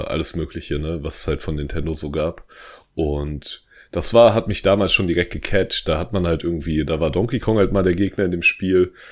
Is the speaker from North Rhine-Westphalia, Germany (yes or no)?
no; Hesse, Germany; Ja, ich komme aus der Nähe von Darmstadt.